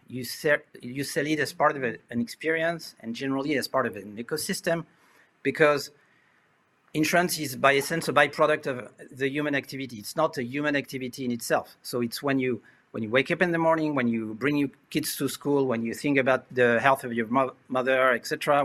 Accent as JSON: {"language": "English", "country": "France", "tie": "born or raised there", "also_born_or_lived": "Asia", "accent": "French", "second_language": "English", "said": "As you can hear uh, from my accent, I was uh, born and raised in France"}